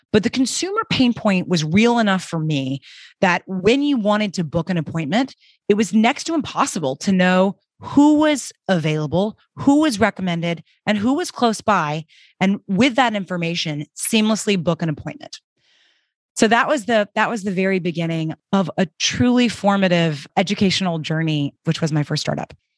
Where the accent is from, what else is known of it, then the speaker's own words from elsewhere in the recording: Birmingham, Alabama, United States; moved away as an adult; also born or lived in New York City / Paris; I grew up in Birmingham, Alabama, and after college, moved to New York City